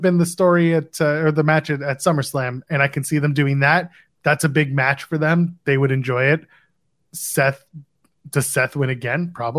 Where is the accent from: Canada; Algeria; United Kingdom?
Canada; Ottawa, Ontario; my hometown of Ottawa